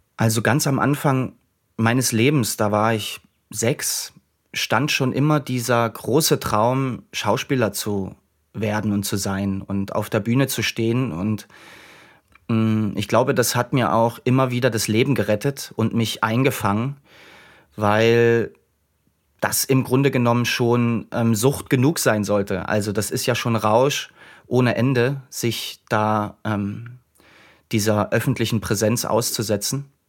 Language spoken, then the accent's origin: German; Dresden area, Saxony, Germany; ich bin in, in dem Raum Dresden groß geworden